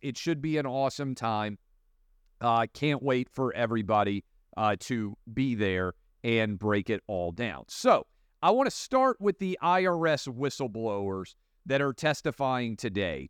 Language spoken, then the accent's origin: English; Tennessee, United States; my home state of Tennessee